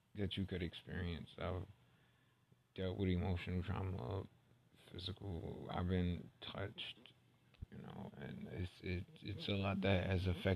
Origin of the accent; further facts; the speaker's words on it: New York City, New York, United States; I'm originally from Brooklyn, Bed-Stuy